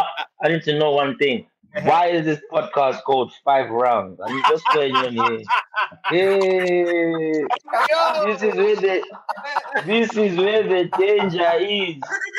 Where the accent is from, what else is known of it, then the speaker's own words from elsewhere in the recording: Zimbabwe; also born or lived in South Africa; now in England; I grew up in Zim, respectfully, like, I grew up in Zim, I went to school in Zim, but I wasn't born in Zim. You know, so, but I do claim to be, you know, a part of Zimbabwe